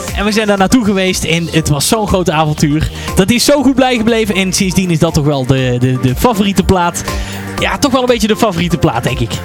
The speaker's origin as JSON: {"language": "Dutch", "town": "Hoeven", "region": "North Brabant", "country": "Netherlands", "said": "ik kom eigenlijk uit Hoeven. En Hoeven is een klein dorpje bij, uh, bij Breda in de buurt"}